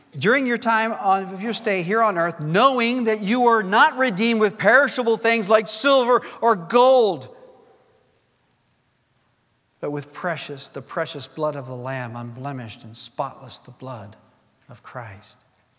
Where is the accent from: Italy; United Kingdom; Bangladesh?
Bangladesh; English is a second language; moved away as an adult; You know, I've told you I was born in Bangladesh, lived there for 18 years of my life, and it was the same for Gail.